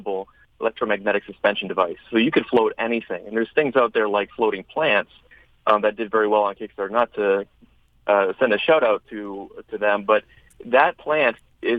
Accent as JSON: {"language": "English", "town": "Chicago", "region": "Illinois", "country": "United States", "tie": "born or raised there", "said": "Chicago, my hometown"}